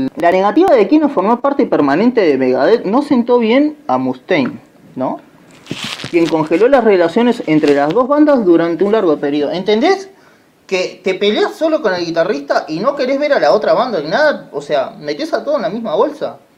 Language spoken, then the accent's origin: Spanish; Uruguay; somos uruguayos